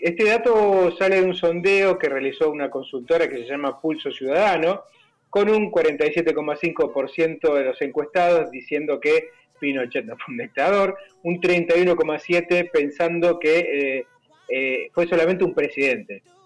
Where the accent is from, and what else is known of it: Argentina